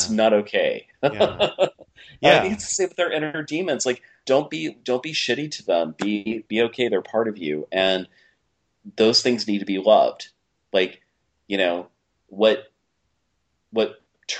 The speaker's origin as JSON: {"language": "English", "region": "New York", "country": "United States", "said": "I'm New Yorker. I'm not LA."}